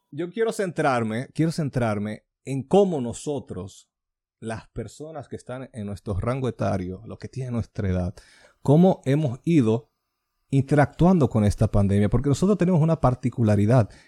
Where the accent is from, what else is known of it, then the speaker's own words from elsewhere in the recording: Dominican Republic; de donde yo nací.